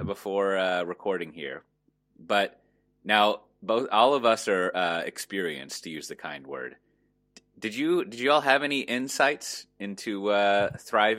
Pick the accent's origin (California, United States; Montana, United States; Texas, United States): Texas, United States; I'm from Texas